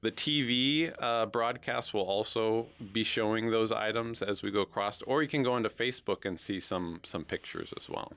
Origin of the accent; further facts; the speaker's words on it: Oregon, United States; now in Houlton, United States; I actually grew up in Oregon on the other side of the country